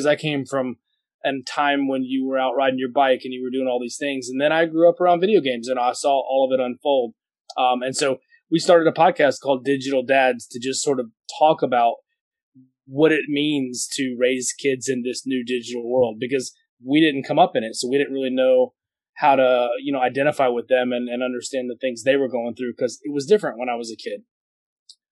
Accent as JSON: {"language": "English", "town": "Atlanta", "region": "Georgia", "country": "United States", "said": "I'm in Atlanta, Georgia."}